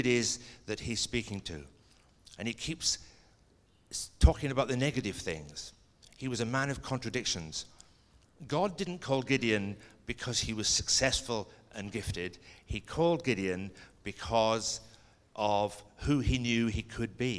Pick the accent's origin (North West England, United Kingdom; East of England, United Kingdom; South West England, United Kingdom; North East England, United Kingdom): East of England, United Kingdom; Stevenage; also born or lived in Scotland; I went to a boys' grammar school in Stevenage in England, and I started there the year that England won the World Cup